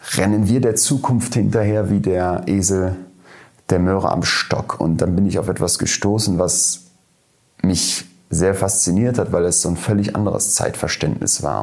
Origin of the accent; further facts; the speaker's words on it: Germany; wir als Deutsche